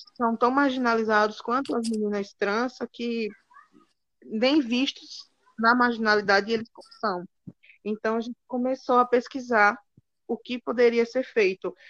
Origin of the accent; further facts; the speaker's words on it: Alagoas, Brazil; moved away as an adult; now in Cuiabá, Brazil; eu tenho 30 anos, sou alagoano